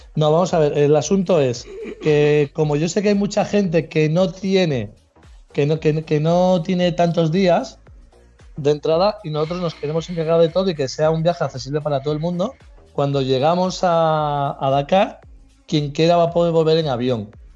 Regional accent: Cantabria, Spain; Dentro de mi tierra

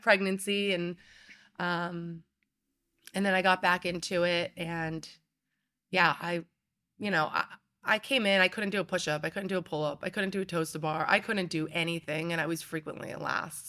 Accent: Pennsylvania, United States; moved away; I was born and raised in Pennsylvania

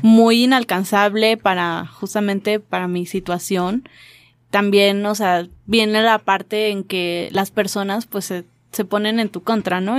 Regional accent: Mexico; yo vengo de México

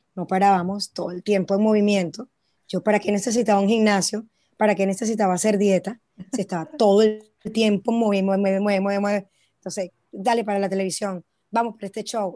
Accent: Venezuela; now in China; De Venezuela

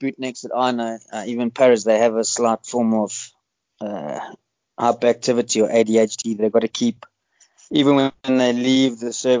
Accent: Johannesburg, Gauteng, South Africa; moved away as an adult; also born or lived in United Kingdom; born and raised in South Africa, I grew up in Johannesburg

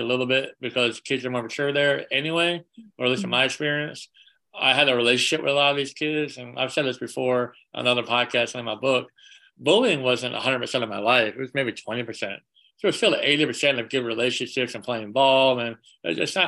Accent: Charlotte, North Carolina, United States; also born or lived in Long Island, New York / Los Angeles / Washington, DC area; I moved from Long Island, New York to Charlotte, North Carolina when I was 10. And I'm back in Charlotte now after LA and all that.

